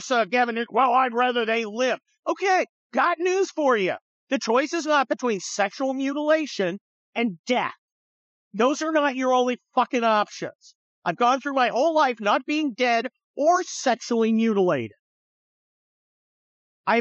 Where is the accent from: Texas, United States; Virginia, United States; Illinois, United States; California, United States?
California, United States; San Francisco; I'm from San Francisco, right? I grew up near San Francisco